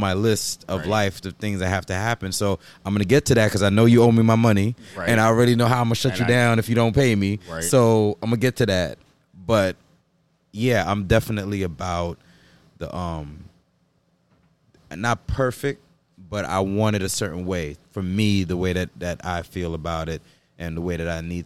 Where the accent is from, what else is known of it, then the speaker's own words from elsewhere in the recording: Jamaica; I'm also Jamaican